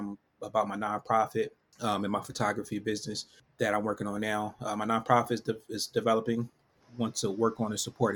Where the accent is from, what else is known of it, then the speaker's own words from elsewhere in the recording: Philadelphia, Pennsylvania, United States; I'm from Philadelphia, born and raised